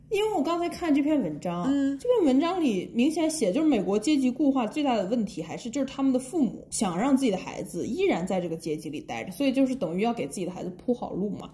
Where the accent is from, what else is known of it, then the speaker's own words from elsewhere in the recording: China; 我们中国人就是从小，呃，因为很多人都要学英语嘛